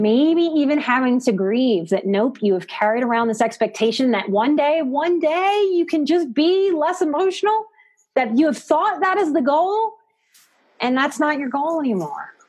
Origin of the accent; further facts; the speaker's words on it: New Orleans, Louisiana, United States; I'm from New Orleans.